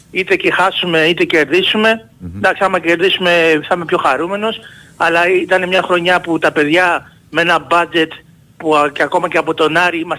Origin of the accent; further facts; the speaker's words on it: Ymittos, Attica, Greece; από τον Ημιτό, τι κάνουμε.